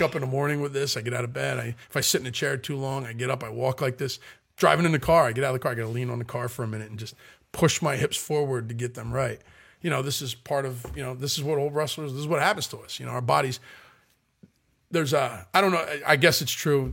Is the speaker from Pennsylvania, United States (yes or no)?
yes; Philadelphia, Pennsylvania, United States; I'm from South Philadelphia